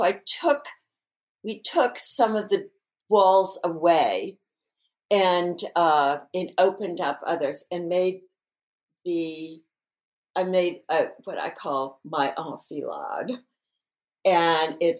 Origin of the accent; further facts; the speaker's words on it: New Orleans, Louisiana, United States; also born or lived in Windsor Square, Los Angeles; now in Los Angeles, United States; growing up in New Orleans